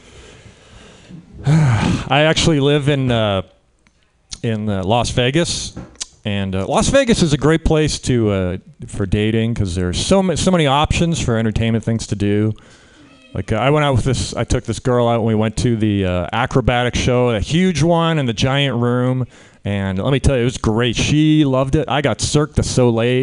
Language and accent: English; Canada; now in United States; I'm Canadian. I grew up in Canada